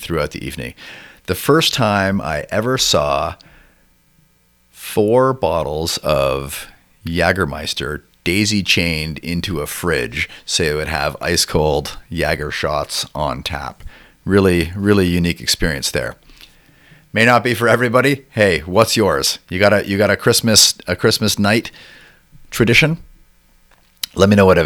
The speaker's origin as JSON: {"language": "English", "town": "Toronto", "region": "Ontario", "country": "Canada", "tie": "born or raised there", "said": "growing up in Toronto"}